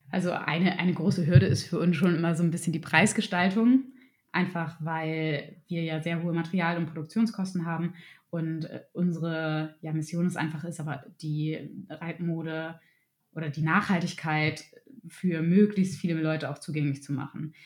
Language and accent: German; Germany; bei uns in Deutschland